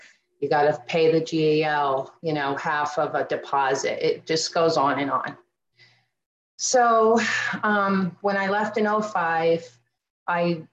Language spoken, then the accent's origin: English; Erie County, Pennsylvania, United States; I'm from Erie County, Pennsylvania.